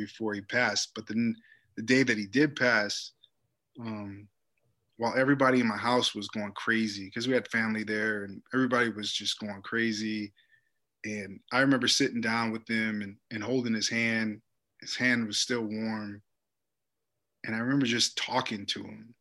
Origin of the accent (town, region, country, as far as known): Chicago, Illinois, United States; moved away as an adult; also born or lived in Miami